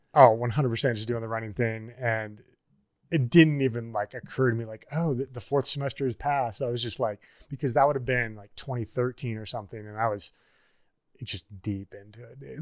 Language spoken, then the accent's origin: English; Niobrara, Nebraska, United States; moved away as an adult; also born or lived in Bozeman, Montana / Ashland, Oregon; now in Colorado, United States; growing up in Niobrara, Nebraska